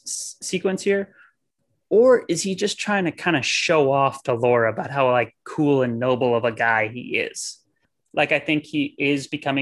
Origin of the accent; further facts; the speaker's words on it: Midwest, United States; I'm white and from the Midwest